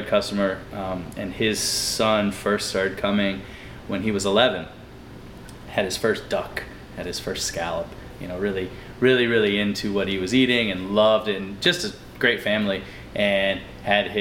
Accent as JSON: {"language": "English", "region": "North Carolina", "country": "United States", "moved": "as an adult", "lives_now": "New Orleans, United States", "said": "I'm originally from North Carolina"}